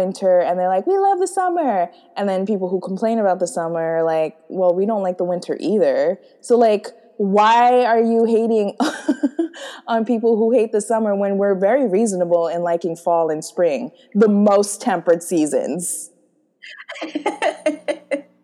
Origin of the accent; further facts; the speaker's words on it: United States; we're American